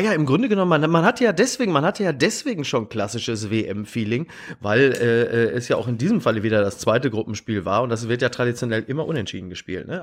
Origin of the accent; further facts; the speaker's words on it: Ruhr area, North Rhine-Westphalia, Germany; ich komme aus dem Ruhrgebiet